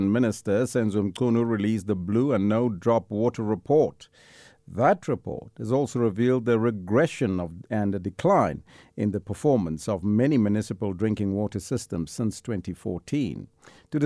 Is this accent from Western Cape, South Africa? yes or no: no; Kimberley, Northern Cape, South Africa; moved away; my hometown